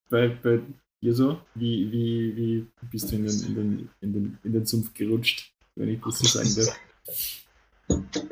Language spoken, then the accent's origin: German; Netherlands; now in Austria; als Niederländer in Österreich